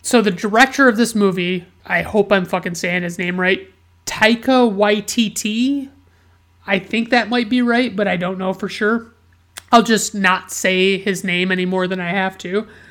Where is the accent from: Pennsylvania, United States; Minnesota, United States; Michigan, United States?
Michigan, United States; Grand Ledge; Grand Ledge, Michigan, which is my hometown